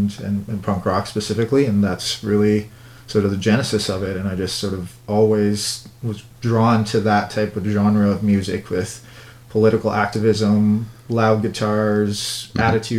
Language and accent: English; Ottawa, Ontario, Canada; a sign of my life and experiences growing up in Ottawa